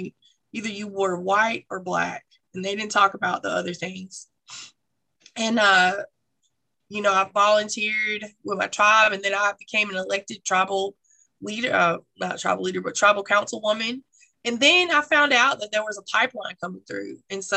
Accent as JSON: {"language": "English", "town": "Pleasant Grove", "region": "North Carolina", "country": "United States", "tie": "born or raised there", "also_born_or_lived": "Greensboro, North Carolina", "said": "So I grew up here in Alamance County, a little unincorporated community called Pleasant Grove, which is an Indigenous community. We always grew up knowing that we were Native American"}